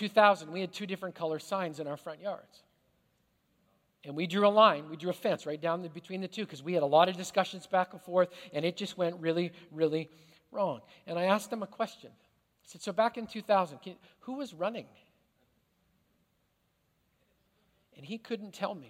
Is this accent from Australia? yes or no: no; Canada; now in United States; as a Canadian who immigrated to this country